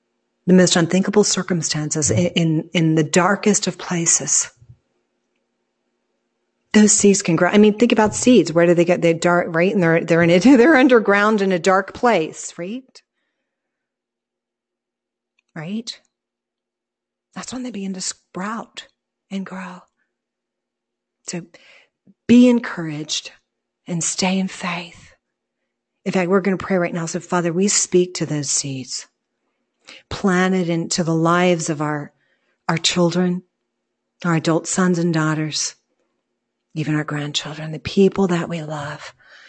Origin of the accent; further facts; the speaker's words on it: Ireland; I guess because we're Irish. But we use this expression all the time.